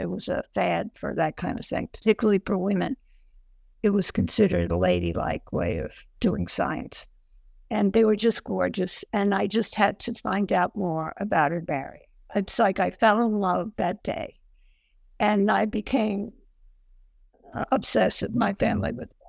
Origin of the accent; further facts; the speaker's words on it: Ireland; I have trouble with H's because I'm Irish and they have both. And I was warned about that by my mother when I was a child